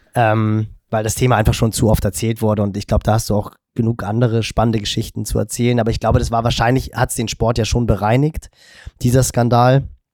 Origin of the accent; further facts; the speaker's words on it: Hamburg, Germany; ich bin im Norden von Hamburg groß geworden